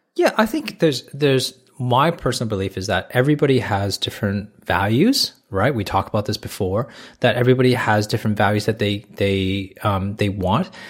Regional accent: Toronto, Ontario, Canada; moved away as an adult; now in Australia; I grew up in a country where, in, in Toronto, a big city, which is right next door to United States.

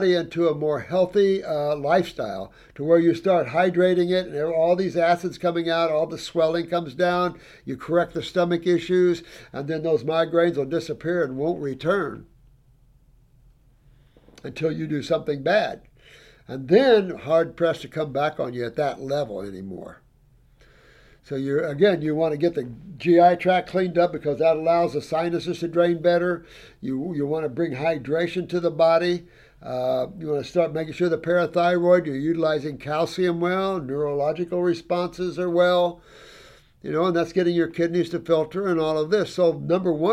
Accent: Indiana, United States; I'm from Indiana

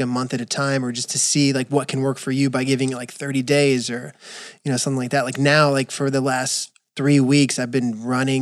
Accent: West Coast, United States; as a West Coaster, at least growing up in the West Coast

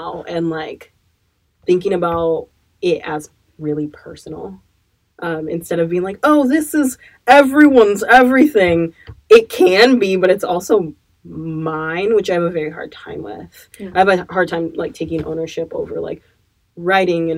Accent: Eugene, Oregon, United States; now in Portland, United States; I grew up in Eugene, Oregon

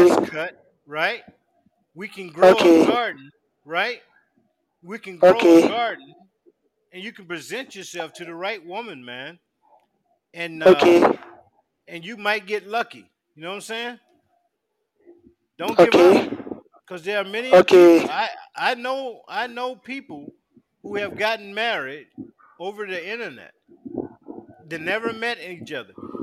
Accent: South Carolina, United States; now in Virginia, United States; they make them in my hometown, South Carolina

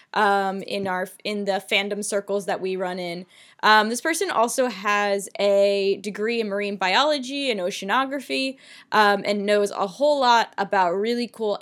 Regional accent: United States; I'm American

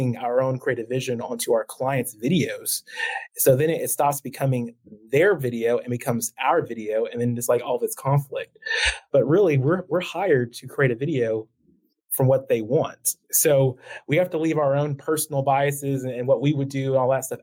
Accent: Midwest City, Oklahoma, United States; I grew up born and raised in Oklahoma. I went to Midwest City High School

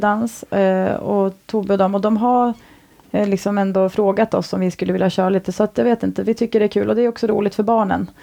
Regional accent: Sweden; also born or lived in Stockholm / Thailand; now in Orust, Sweden; jag ändå är från andra kusten, en bit norrut

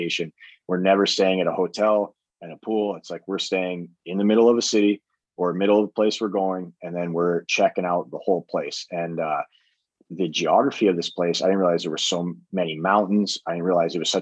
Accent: Boise, Idaho, United States; moved away as an adult; also born or lived in Colorado / Germany; I'm from Idaho.

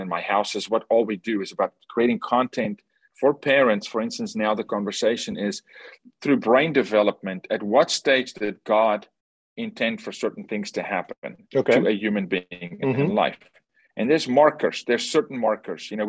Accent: South Africa; I'm from South Africa, born and raised

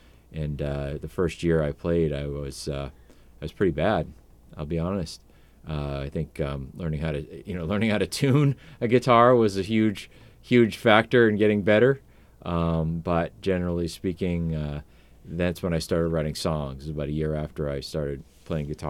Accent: Portland, United States; I was born and raised right here in Portland

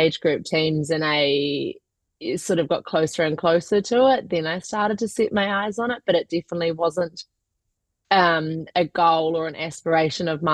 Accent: New Zealand; moved away as an adult; now in United Kingdom; I'm originally from New Zealand, born and raised there up until about 2 years ago when I moved to the UK.

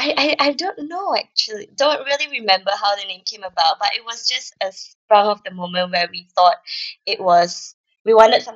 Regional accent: Malaysia; moved away as an adult; now in Australia; we are both from Malaysia. So we grew up in Malaysia and we came to Australia back in 2008.

